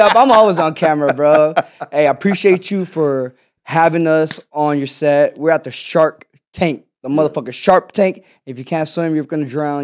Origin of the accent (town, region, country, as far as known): Houston, Texas, United States; born or raised there; also born or lived in Pakistan